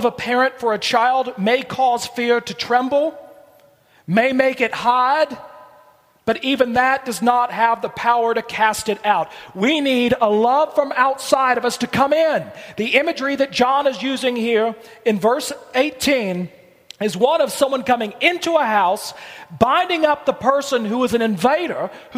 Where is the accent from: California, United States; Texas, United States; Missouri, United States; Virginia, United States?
Virginia, United States; Blue Ridge Mountains; where I grew up in Virginia in the Blue Ridge Mountains